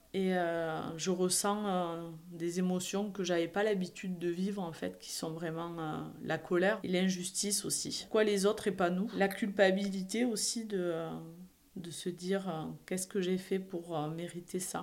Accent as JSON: {"language": "French", "town": "Perpignan", "region": "Occitania", "country": "France", "tie": "born or raised there", "also_born_or_lived": "Montpellier", "accent": "Perpignan", "moved": "as an adult", "said": "Je suis originaire du sud de la France, à Perpignan exactement"}